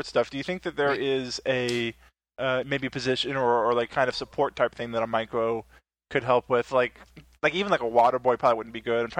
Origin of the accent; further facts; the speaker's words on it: Kentucky, United States; now in Texas, United States; I'm not originally from Texas. I'm originally from Kentucky